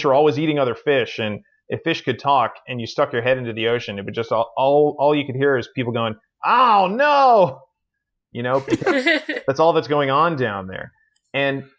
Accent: Newfoundland and Labrador, Canada; I'm from Newfoundland and Labrador here in Canada

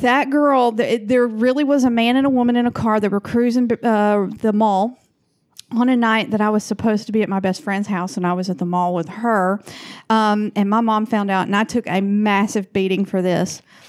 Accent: Rome, Georgia, United States; moved away as an adult; now in Portland, United States; my hometown of Rome, Georgia.

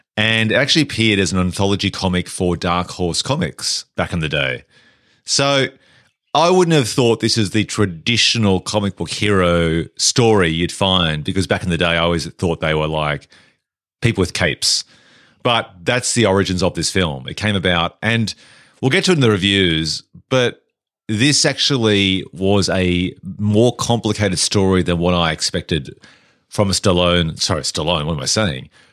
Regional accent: Australia; also born or lived in England

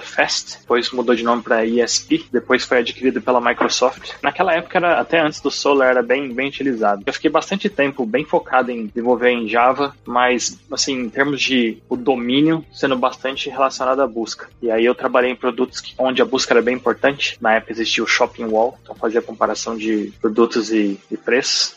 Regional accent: São João da Boa Vista, São Paulo, Brazil; accent: Brazilian; moved away as an adult; also born or lived in São Carlos, Brazil; now in London, United Kingdom; Eu venho de uma cidade chamada São João da Boa Vista, uma cidade pequena, não tão pequena, mas é pequena, menos de 100 mil habitantes, no interior de São Paulo

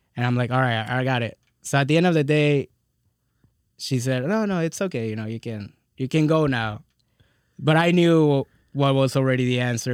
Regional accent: Texas, United States; also born or lived in California

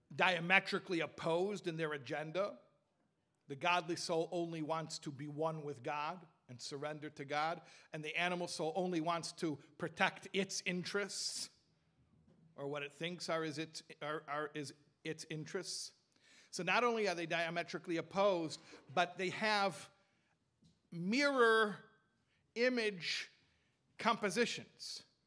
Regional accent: Chicago, Illinois, United States; I'm from Chicago

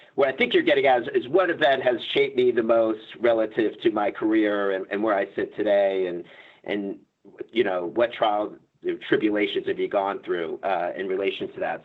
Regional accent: Florida, United States; I come from Florida

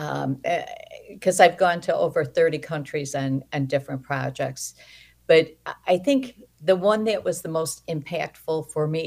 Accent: Chicago, Illinois, United States; now in Naperville, United States; Well, I'm originally from Chicago, and I was born and raised there

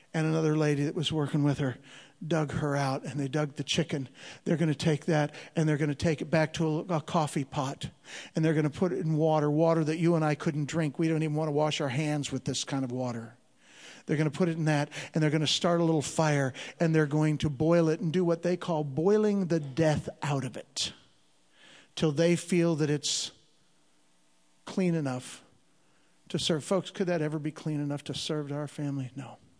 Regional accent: Chicago, Illinois, United States; moved away; I'm originally from Chicago, Illinois. I'm a street kid.

